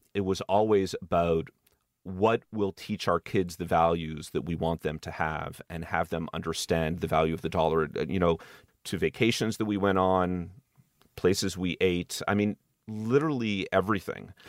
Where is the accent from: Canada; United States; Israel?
Canada; Montreal, Quebec; moved away; I grew up in Montreal